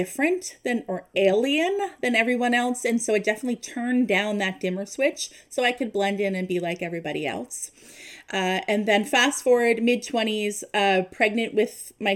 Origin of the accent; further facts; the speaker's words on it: East Coast, Canada; moved away as an adult; now in Ontario, Canada; We currently live in Ontario, but we are from the East Coast.